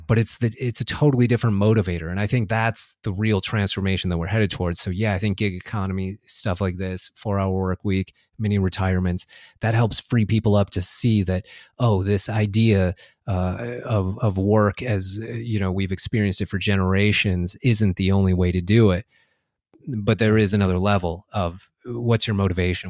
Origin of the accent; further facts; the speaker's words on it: United States; I was born and raised in the United States. I've lived here my whole life.